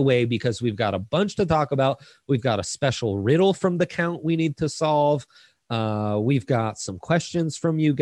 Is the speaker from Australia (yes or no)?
no; Italy; now in United States; I didn't get Thanksgiving growing up in Italy, and then I moved to the States